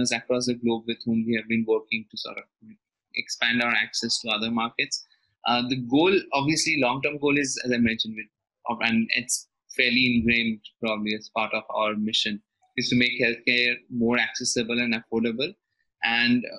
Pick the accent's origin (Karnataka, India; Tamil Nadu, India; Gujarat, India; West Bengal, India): West Bengal, India; Kolkata; moved away as an adult; now in Mumbai, India; I hail from Kolkata, which is fairly laid back